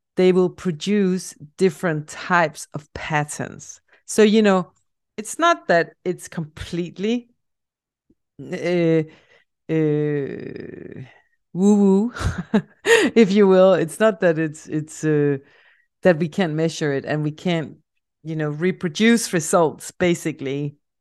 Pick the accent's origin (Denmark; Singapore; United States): Denmark; accent: Danish; English is a second language; a Danish project that I'm working on. And now you also have the answer to where my accent is coming from